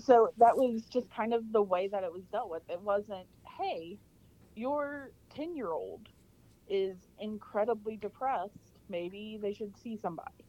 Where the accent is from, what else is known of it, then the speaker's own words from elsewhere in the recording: Arkansas, United States; moved away as an adult; also born or lived in Louisiana; I'm from Arkansas originally, uh, and then moved to Louisiana